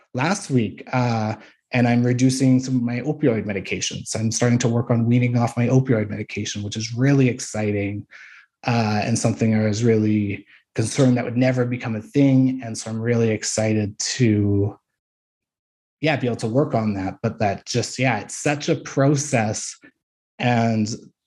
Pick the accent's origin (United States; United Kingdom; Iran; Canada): Canada; Saskatchewan; born or raised there